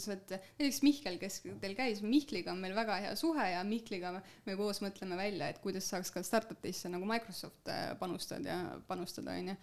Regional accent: Sangaste, Valga County, Estonia; mina olen äh, pärit Sangaste alevikust

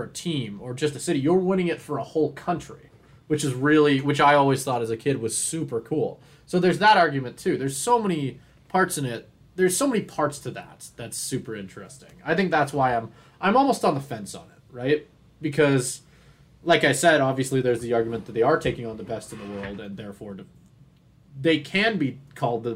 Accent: Canada; I'm Canadian

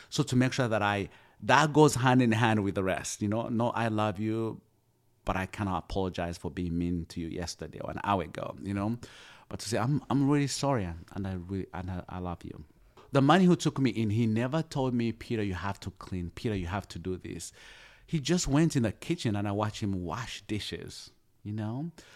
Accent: Uganda; moved away as an adult; also born or lived in Kampala, Uganda; now in United States; I come from Uganda, we are colonized by the British.

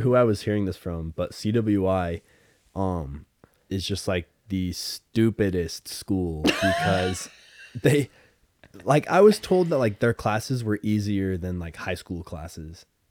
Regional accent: Idaho, United States; I'm from Idaho

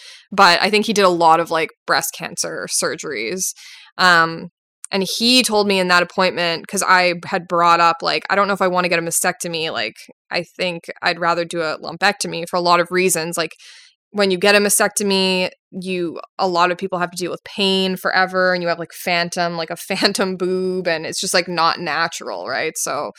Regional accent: Winnipeg, Manitoba, Canada; Like I'm from Winnipeg.

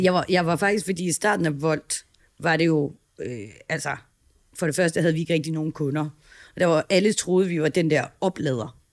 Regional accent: Herning, Central Denmark Region, Denmark; moved away as an adult; now in Copenhagen, Denmark; jeg er opvokset i Herning

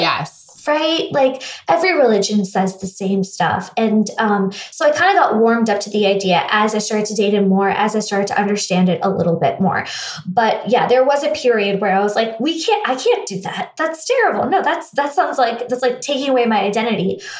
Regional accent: India; also born or lived in United States; now in Los Angeles, United States; growing up in India

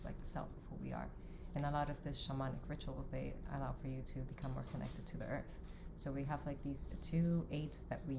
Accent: Dominican Republic; now in New York, United States; I was born in Dominican Republic

